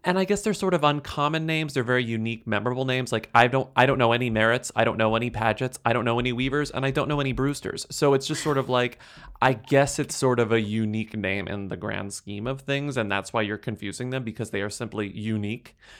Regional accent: United States; As an American

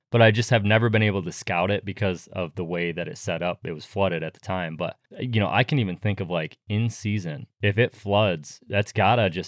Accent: New York, United States; moved away; my hometown back in New York

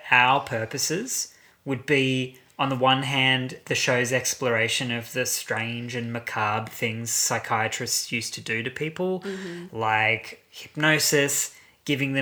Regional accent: Brisbane, Queensland, Australia; I'm from Brisbane. I say Lucia.

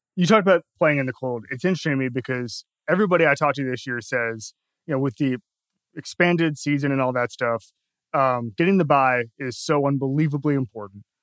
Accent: Florida, United States; I'm from Florida

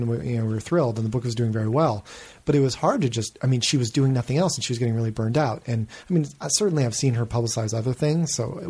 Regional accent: New England, United States; maybe it's from growing up in New England where that strange, that kind of, that culture of, aggressive and like self-punishing modesty

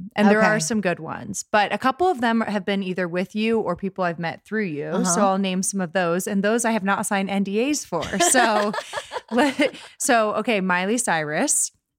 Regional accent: Columbus, Ohio, United States; from my hometown, Columbus, Ohio.

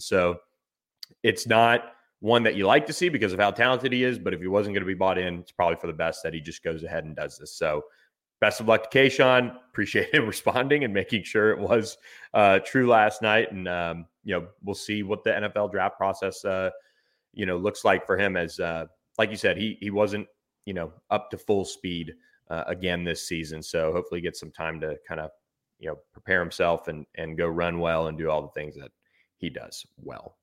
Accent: Florida, United States; my home state

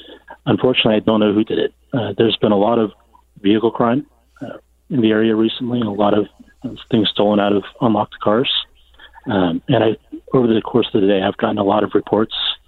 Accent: United States; moved away as an adult; now in Mississauga, Canada; I'm an American citizen

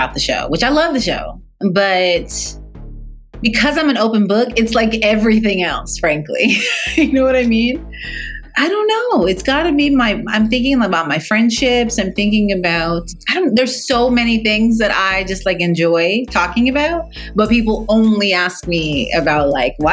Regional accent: Fort Worth, Texas, United States; I'm from Fort Worth, Texas, that at the time my family had 6 doctors in Fort Worth

